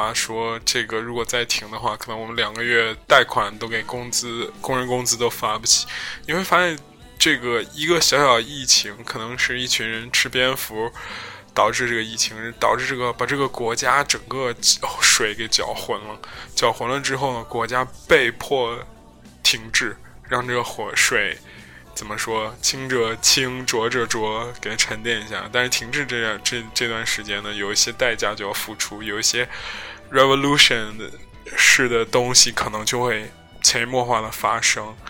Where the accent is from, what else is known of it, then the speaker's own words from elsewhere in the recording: China; 然后你就会发觉，我中国人成了一个等价于武汉、等价不是等价于新型冠状病毒的这样一个危险的时候，所有人都会对你有指指点点。